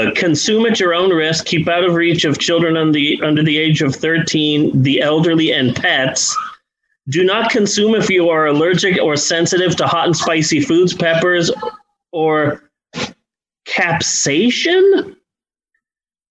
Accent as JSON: {"language": "English", "region": "Arizona", "country": "United States", "said": "I am from Arizona"}